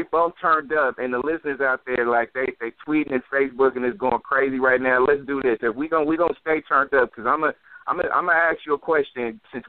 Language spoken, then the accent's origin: English; Oakland, California, United States; also born or lived in Hayward; now in Castro Valley, United States; I was born and raised in East Oakland, 106 Brady Park, all the way in the back. Like, you know, got divorced, hovered around Hayward, Castro Valley.